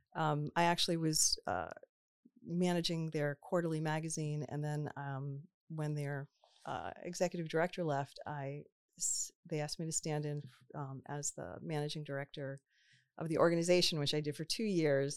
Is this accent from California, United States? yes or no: no; Cranston, Rhode Island, United States; also born or lived in Boston, Massachusetts / Cambridge, Massachusetts; now in Warwick, United States; I grew up in Cranston, and then I left for college um, and stayed in Boston